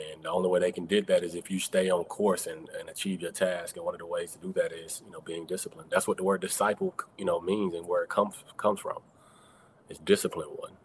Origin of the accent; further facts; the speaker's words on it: College Park, Georgia, United States; I'm originally from College Park, Georgia, south side of Atlanta